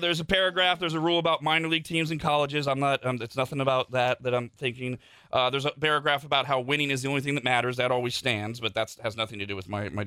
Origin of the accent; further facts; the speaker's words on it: Bay Area, California, United States; now in Las Vegas, United States; I grew up in the Bay Area.